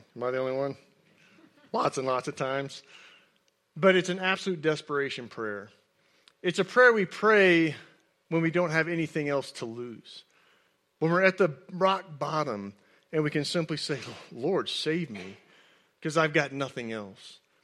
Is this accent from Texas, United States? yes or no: yes; Houston, Texas, United States; moved away; I grew up in Houston